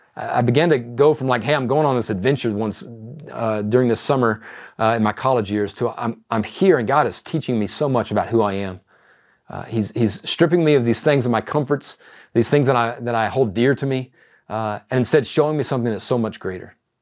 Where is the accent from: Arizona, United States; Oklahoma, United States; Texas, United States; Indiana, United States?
Texas, United States; East; a young man growing up in East Texas